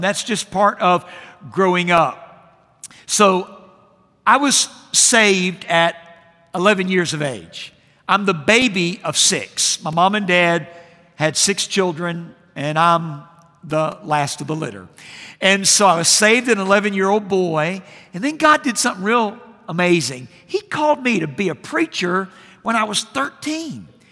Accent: Jacksonville, Florida, United States; I grew up in Jacksonville, Florida, and the pastor that I had as a boy

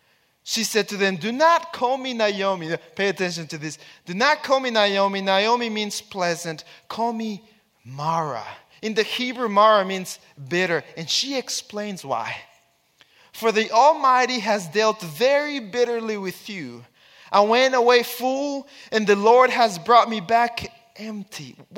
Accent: Texas, United States; I have 4 kids, and my wife, we come from Texas

